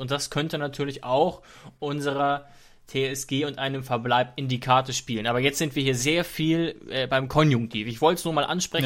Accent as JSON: {"language": "German", "country": "Germany", "said": "weil man sich da auch als Deutscher sehr schwer tut"}